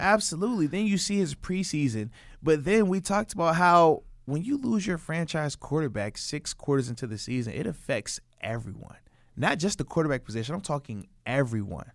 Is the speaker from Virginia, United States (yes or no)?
yes; Virginia, United States; moved away as an adult; also born or lived in Buffalo; I'm from Virginia. We get six inches of snow. Everything shuts down.